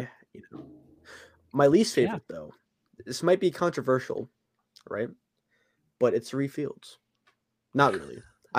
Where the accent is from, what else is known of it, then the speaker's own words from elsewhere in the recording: the South, United States; accent: southern; It's just my southern accent.